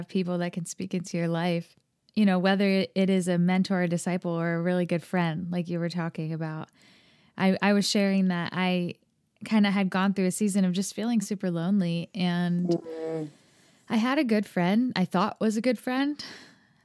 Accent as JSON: {"language": "English", "country": "United States", "tie": "born or raised there", "said": "I grew up here in America, if you can tell by my accent."}